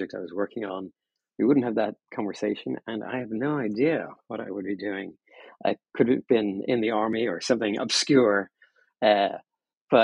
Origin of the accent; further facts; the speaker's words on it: Ireland; moved away as an adult; now in San Francisco, United States; I'm originally from Ireland, now living in San Francisco